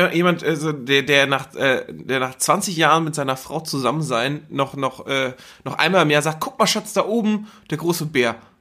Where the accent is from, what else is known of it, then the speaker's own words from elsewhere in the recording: Geesthacht, Schleswig-Holstein, Germany; in Geestacht, wo ich herkomme